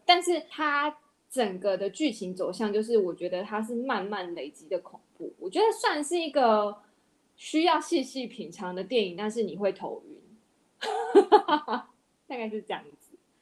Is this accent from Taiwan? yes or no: yes; Taiwan; 我们台湾这边